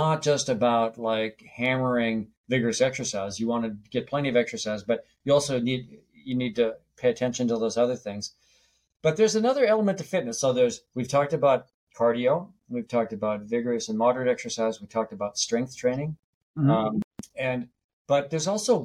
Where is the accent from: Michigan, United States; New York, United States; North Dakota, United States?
North Dakota, United States; I grew up in North Dakota near the Canadian border